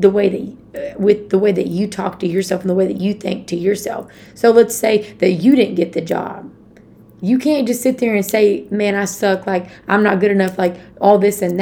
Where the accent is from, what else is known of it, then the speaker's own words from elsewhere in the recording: Conway, Arkansas, United States; moved away as an adult; now in Leawood, Kansas, United States; my hometown, well, where I went to college, Conway, Arkansas